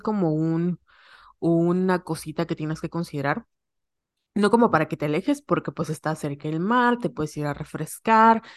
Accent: Yucatán, Mexico; accent: Yucatecan; los yucatecos tenemos como una mala reputación de hablar chistoso

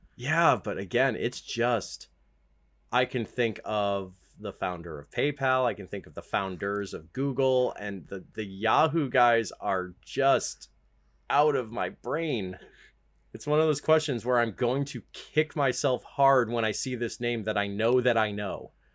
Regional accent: United States; I'm American

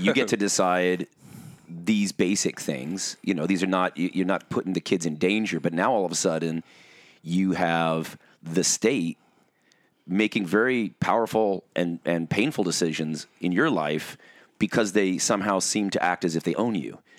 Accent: Orange County, California, United States; we both kind of grew up in Orange County with, um, evangelicalism

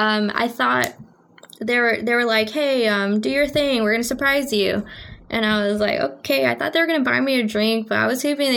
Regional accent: Lorenzo, Texas, United States; I lived in a really small town about 20 minutes away from there called Lorenzo

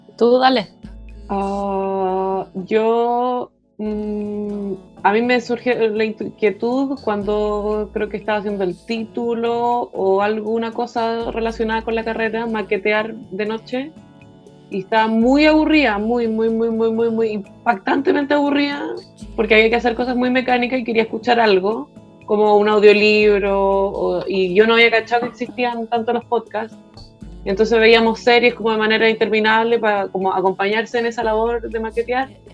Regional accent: Chile; moved away; nosotros nos entendemos como chilenos

